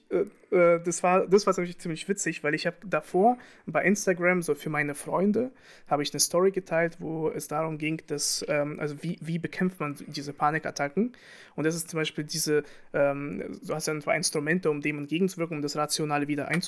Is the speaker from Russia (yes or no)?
yes; Russia; ich will nicht sagen, dass man als Russe Schuld hat.